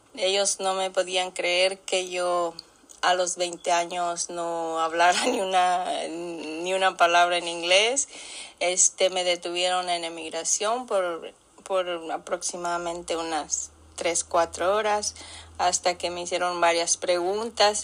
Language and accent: Spanish; Irapuato, Guanajuato, Mexico; moved away as an adult; also born or lived in Los Angeles, California; now in United States; En México, en la ciudad de Irapuato, Guanajuato, viví hasta los 20 años. Allí cursé mi, mi primaria